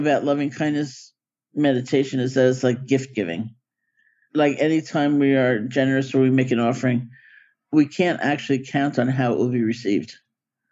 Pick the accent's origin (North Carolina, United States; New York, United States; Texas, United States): New York, United States; New York City; I grew up in New York City.